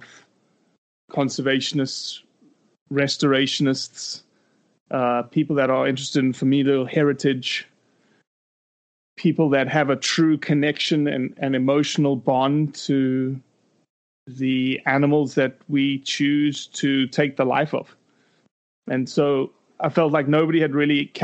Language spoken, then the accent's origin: English; South Africa; accent: South African; moved away as an adult; also born or lived in Brazil; now in United States; I have an accent. It's from South Africa. I wasn't born in South Africa. I was born in Brazil, actually